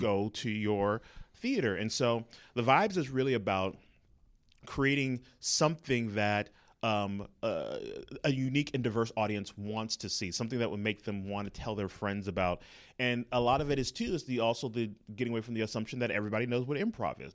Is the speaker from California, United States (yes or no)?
yes; Los Angeles, California, United States; moved away; also born or lived in Inglewood, California / Atlanta; I was born and raised in Los Angeles, California